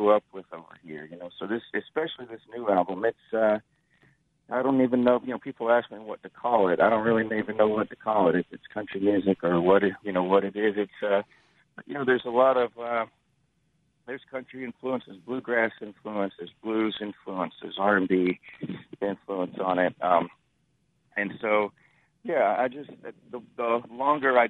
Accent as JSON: {"language": "English", "town": "Florence", "region": "Mississippi", "country": "United States", "tie": "born or raised there", "moved": "as an adult", "lives_now": "Texas, United States", "said": "I grew up in Florence and graduated in 1993, and I live in Texas now"}